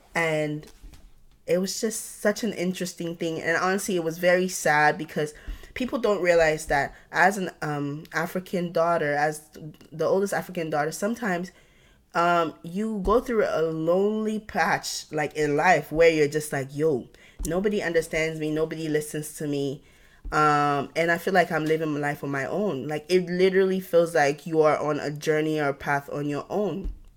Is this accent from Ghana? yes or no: yes; Ghana; now in United States; I grew up in Ghana